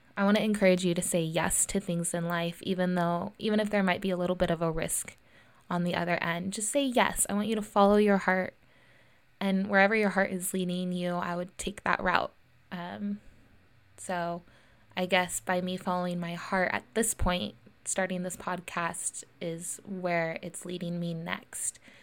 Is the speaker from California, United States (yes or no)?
yes; Lincoln, California, United States; also born or lived in Santa Cruz, California; I grew up in Lincoln, California, uh, and I went to Lincoln High School